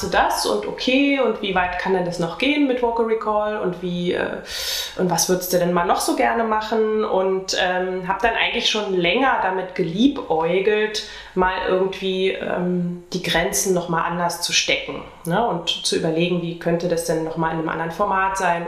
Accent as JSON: {"language": "German", "region": "Brandenburg", "country": "Germany", "said": "Also ich bin ja eigentlich Brandenburgerin"}